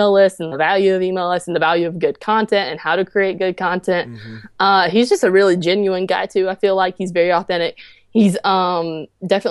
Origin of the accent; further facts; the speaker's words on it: Clanton, Alabama, United States; So I'm originally from Clanton, Alabama. So I kind of grew up in the middle of nowhere.